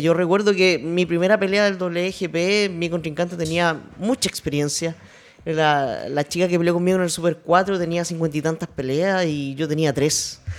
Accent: Chile; no somos muchas las chilenas que peleamos acá

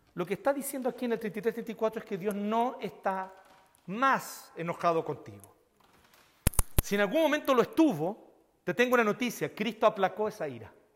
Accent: Chile; nosotros los chilenos

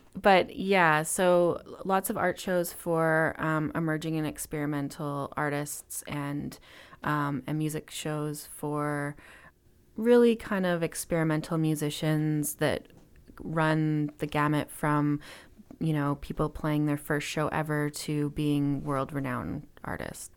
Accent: Kelowna, British Columbia, Canada; moved away as an adult; also born or lived in Vancouver / Montreal / Alberta; I grew up in Kelowna, B C, so in the interior of B C.

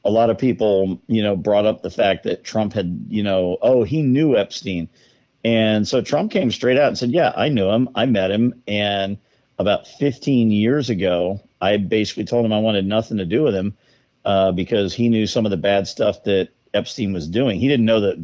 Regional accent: Florida, United States; I grew up in Florida

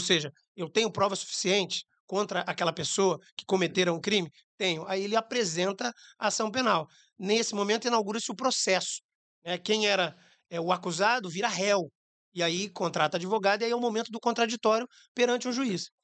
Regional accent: Jaú, São Paulo, Brazil; moved away as an adult; also born or lived in Cascavel, Paraná; now in Rio de Janeiro, Brazil; Cascavel é meu nascimento. Mas é, a família migra para o interior de São Paulo, a cidade de Jaú, próximo a Bauru, onde fiz faculdade de Direito

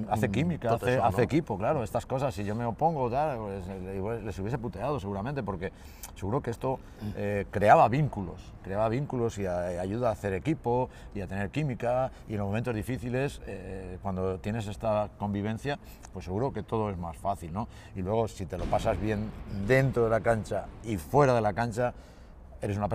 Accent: Castilla-La Mancha, Spain; moved away; also born or lived in Manresa / Gijón; yo soy manchego, eh, soy manchego y me adapté rápidamente y no, viví muy bien y yo siempre lo digo, yo viví en el core de la Cataluña Central

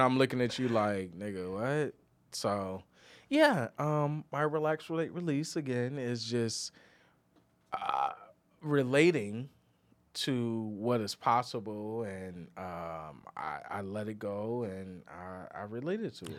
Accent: Midwest, United States; moved away; we're both from the Midwest

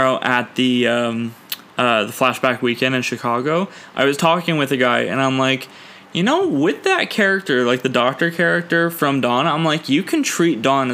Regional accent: Ontario, Canada; I'm actually from Ontario

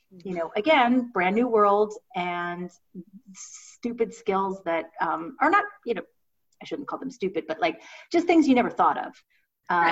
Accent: Ohio, United States; I'm from Ohio. We say I'm sorry

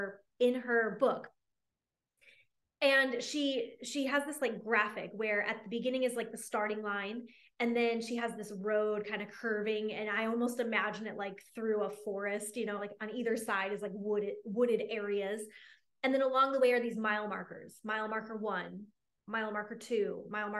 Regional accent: Michigan, United States; now in Dallas, United States; I live here in Dallas, and my family, I grew up in Michigan.

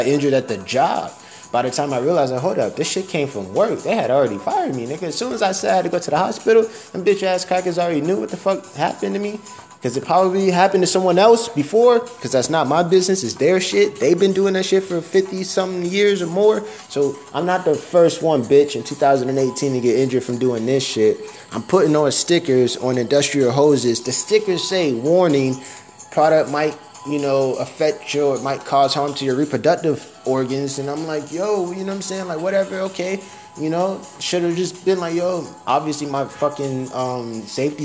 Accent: Miami, Florida, United States; I'm from Miami

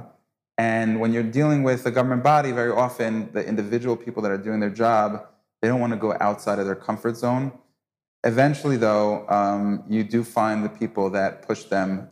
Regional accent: United States; now in Israel; as an American

